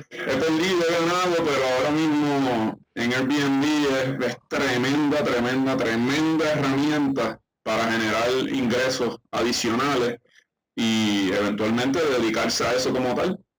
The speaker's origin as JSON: {"language": "Spanish", "town": "Isabela", "country": "Puerto Rico", "tie": "born or raised there", "said": "yo eh, soy de Isabela, Puerto Rico. Eh, nuestro pueblo, ¿verdad? Acá es un pueblo de, playa, es un pueblo"}